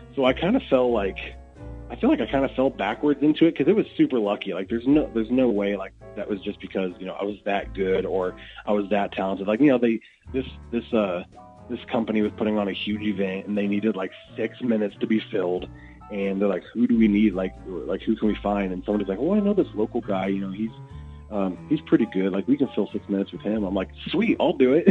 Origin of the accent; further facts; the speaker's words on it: Athens, Illinois, United States; also born or lived in Springfield, Illinois; I grew up in Athens, just 20 minutes uh, just north of here